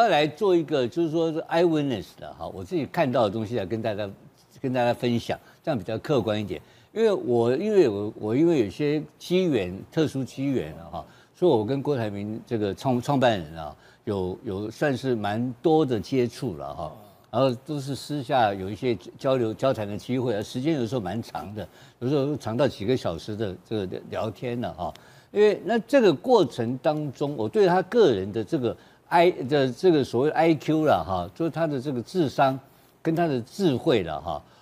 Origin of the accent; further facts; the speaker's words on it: Taiwan; 我是这个眷村长大的，眷村长大的